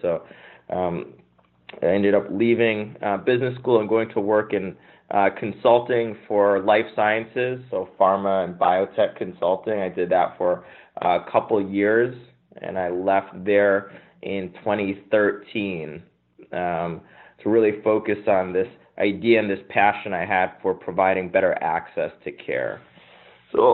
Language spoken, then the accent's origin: English; Connecticut, United States; also born or lived in Boston; I'm from Connecticut originally, grew up there